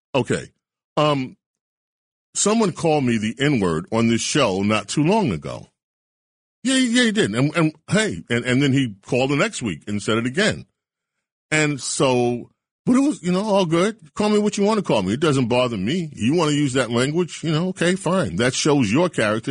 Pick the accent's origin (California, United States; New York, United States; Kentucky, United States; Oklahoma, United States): New York, United States; New York City; when I grew up in St. Albans, Queens, there was a Republican um, headquarters right on Farmers Boulevard